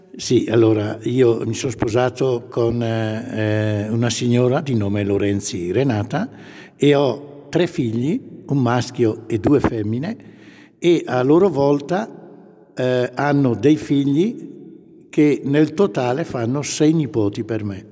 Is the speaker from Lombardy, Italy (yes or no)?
yes; Pompiano, Lombardy, Italy; moved away as an adult; now in Maclodio, Italy; io sono originario di Pompiano, sempre provincia di Brescia